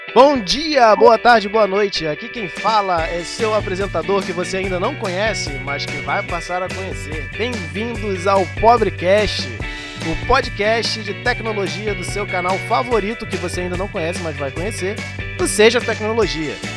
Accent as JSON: {"language": "Portuguese", "region": "Rio de Janeiro", "country": "Brazil", "said": "sou do Rio de Janeiro, não sou carioca, embora todo mundo ache que quem é do Rio de Janeiro é carioca. Não, eu sou fluminense, não nasci na cidade do Rio de Janeiro"}